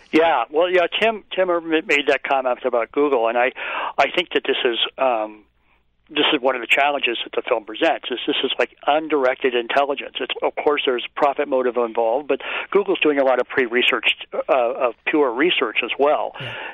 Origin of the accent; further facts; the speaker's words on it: Palo Alto, California, United States; I grew up in in Palo Alto